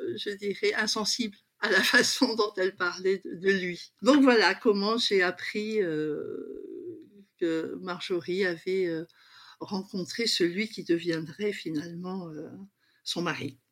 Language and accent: French; Paris region, Île-de-France, France; born or raised there; moved away as an adult; also born or lived in Douala, Cameroon; now in La Ciotat, France